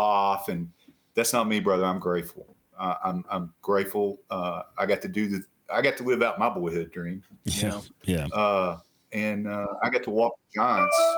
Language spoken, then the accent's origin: English; West Virginia, United States; moved away as an adult; I was the assistant special agent in charge of all the offices in West Virginia